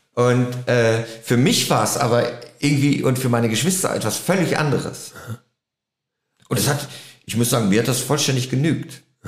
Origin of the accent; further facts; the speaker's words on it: Germany; als Deutscher